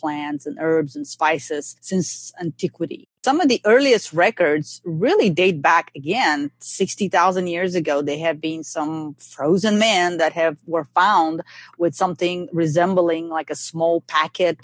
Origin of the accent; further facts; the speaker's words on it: Bulgaria; now in Georgia, United States; when I was growing up in Bulgaria